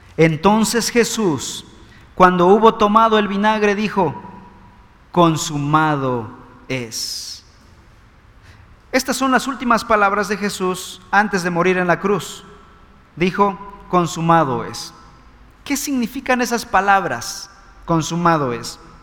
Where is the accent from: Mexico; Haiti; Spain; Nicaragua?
Mexico